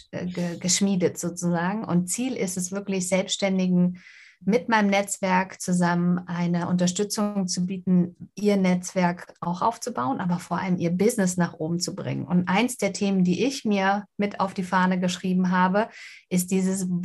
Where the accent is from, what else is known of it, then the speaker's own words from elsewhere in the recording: Winsen an der Luhe, Lower Saxony, Germany; Ich komme aus Winsen an der Luhe oben bei Hamburg